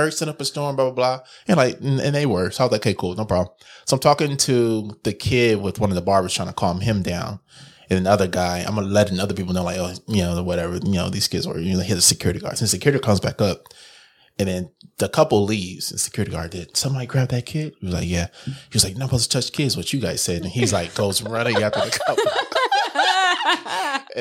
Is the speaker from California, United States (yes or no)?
yes; Los Angeles, California, United States; It's the mall I grew up with. I'm from Los Angeles, so Del Amo Mall is the one I would frequent the most